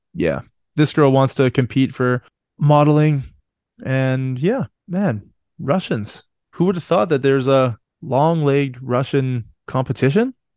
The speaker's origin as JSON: {"language": "English", "country": "Canada", "said": "I'm Canadian"}